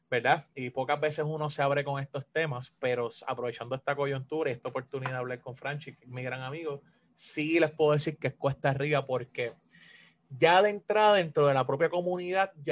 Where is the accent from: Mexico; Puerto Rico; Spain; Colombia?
Puerto Rico; yo soy negro pero boricua.